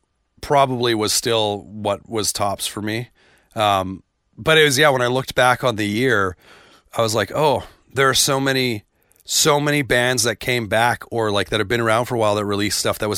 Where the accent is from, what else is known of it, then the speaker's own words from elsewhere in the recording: Canada; but Stuck Out Here, being Canadian, there were like references that I got that I was like, ah, that's pretty cool.